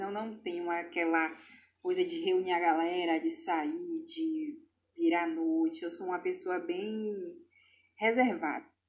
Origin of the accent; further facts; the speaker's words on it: Salvador, Bahia, Brazil; eu sou de Salvador, Bahia